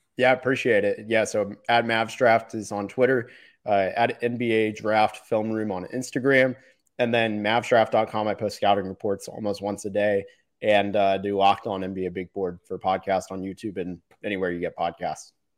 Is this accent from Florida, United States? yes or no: yes; Orlando, Florida, United States; now in Dallas, United States; I'm from Orlando originally, and I live in Dallas now